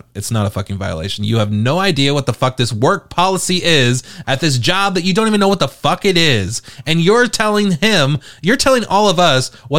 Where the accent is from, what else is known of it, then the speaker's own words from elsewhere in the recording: United Kingdom; I'm British